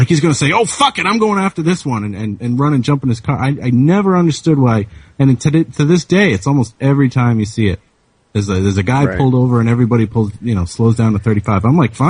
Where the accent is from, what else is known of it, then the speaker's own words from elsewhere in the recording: Massachusetts, United States; I'm from Massachusetts.